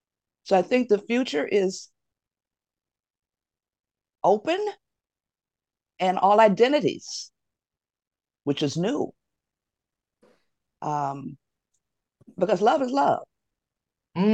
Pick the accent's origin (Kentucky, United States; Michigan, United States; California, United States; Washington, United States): Michigan, United States; Detroit; Most of them are set in my hometown of Detroit.